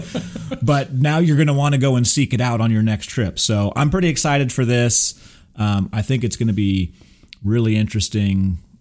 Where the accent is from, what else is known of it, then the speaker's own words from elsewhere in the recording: Texas, United States; also born or lived in Burbank, California / Big Bear, California; I'm a native Californian. even though I grew up here in Texas, but I, I was born in Burbank